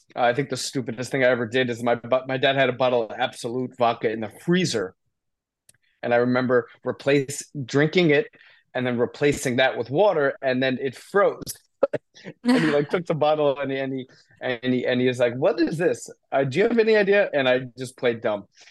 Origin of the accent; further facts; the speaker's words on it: Short Hills, New Jersey, United States; also born or lived in Indiana; I grew up in North Jersey, Short Hills, New Jersey, great family